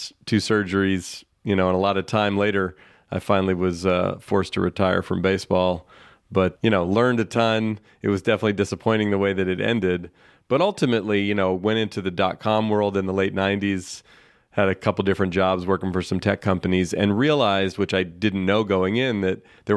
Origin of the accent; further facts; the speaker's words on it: San Francisco, California, United States; I grew up in here in the San Francisco Bay Area, where I still live, and played baseball all as a kid.